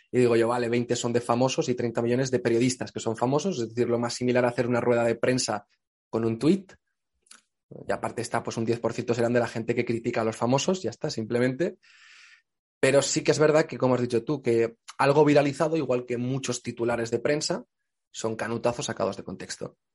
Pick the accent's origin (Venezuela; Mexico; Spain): Spain; Extremadura; Pues yo soy de Extremadura, digo yo